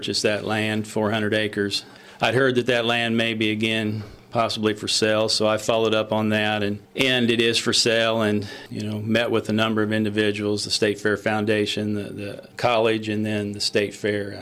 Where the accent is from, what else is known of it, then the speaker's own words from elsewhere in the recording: Iowa, United States; now in Missouri, United States; I'm originally from Iowa. I grew up on a family farm in Iowa